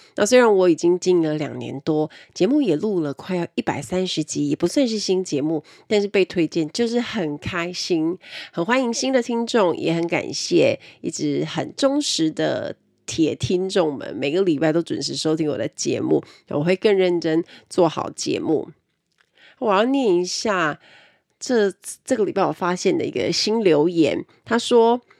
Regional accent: Kaohsiung, Taiwan; 我们是高雄人

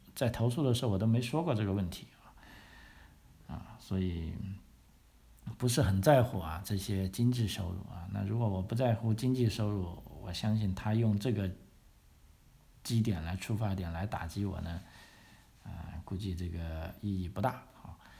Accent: Guangzhou, Guangdong, China; moved away as an adult; also born or lived in Victoria, Australia; now in Australia; 我的 故乡啊，广东省这个广州市

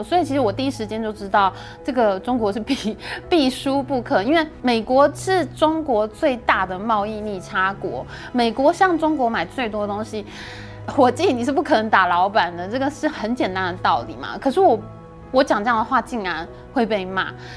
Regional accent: Taiwan; also born or lived in China; 其实大家知道我是外省人嘛， 我们家族在中国还是有非常多的亲戚。那我以前在中国工作的时候，还是经常回去看亲戚

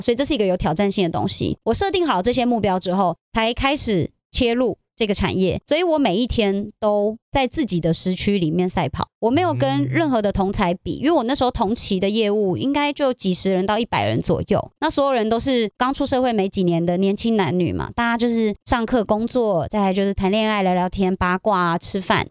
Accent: Taichung, Taiwan; 那我那个礼拜刚好也回台中

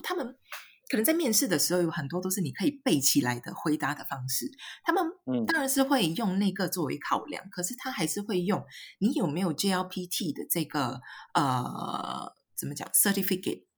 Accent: Singapore; moved away as an adult; now in Ibaraki, Japan; 我是来自新加坡的

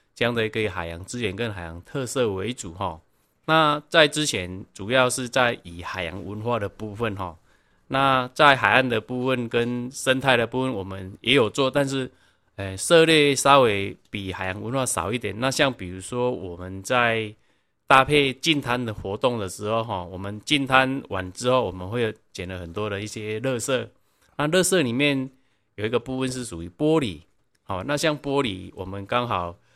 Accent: Donggang, Pingtung County, Taiwan; 因为就在东港，我必须让我们 在地的小孩子，我们学校孩子，我们学校孩子认识我们家乡

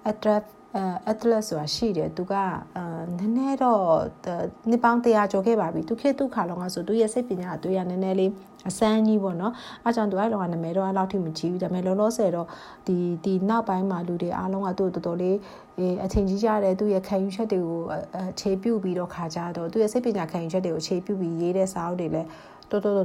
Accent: Shan State, Myanmar; Burmese is a second language; also born or lived in Mandalay

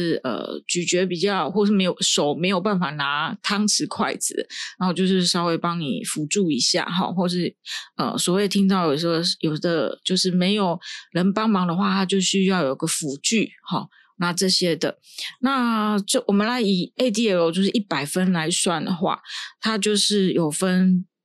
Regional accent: Taiwan; 依照我们台湾这边的长照

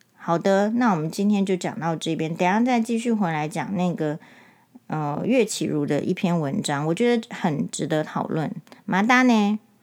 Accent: Taiwan; 我们台湾人

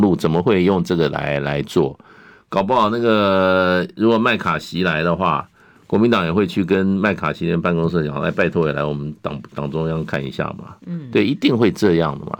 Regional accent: Taiwan; 那再加上我们台湾这边呢

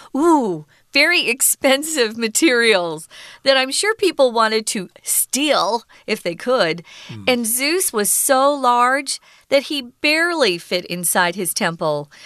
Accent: Arizona, United States; we have an irrigation canal by the home where I was raised in Arizona

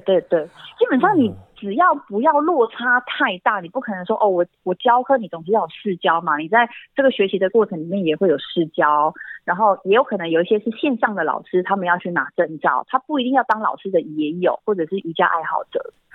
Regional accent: Dulan tribal village, Taitung County, Taiwan; also born or lived in Taipei / Hsinchu; 我在部落长大嘛

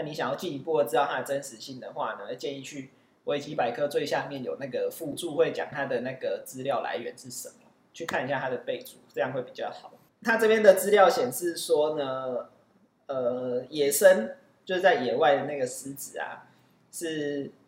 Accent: Kaohsiung, Taiwan; moved away as an adult; also born or lived in Taipei; 虽然我是高雄人，但是大学以后大部分时间都是在台北

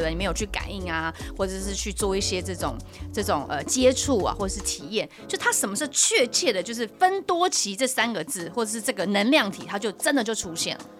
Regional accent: Taiwan; 我们台湾人

